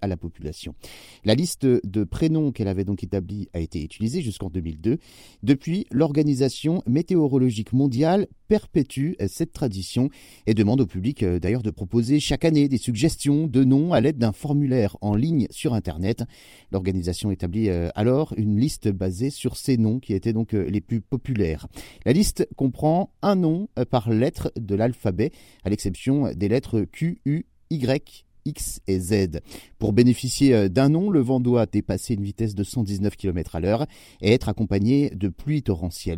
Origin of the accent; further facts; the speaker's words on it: France; chez nous, en France